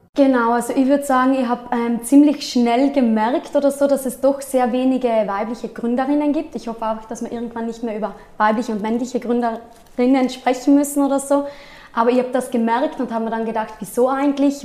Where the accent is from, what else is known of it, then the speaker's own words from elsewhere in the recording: South Tyrol, Trentino-Alto Adige, Italy; also born or lived in Innsbruck; ich komme aus Südtirol, bin 28 Jahre alt